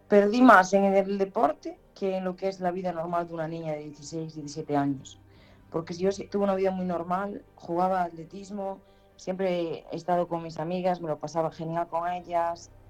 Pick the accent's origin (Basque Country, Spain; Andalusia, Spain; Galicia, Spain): Galicia, Spain; Ribeira; en Ribeira, en mi pueblo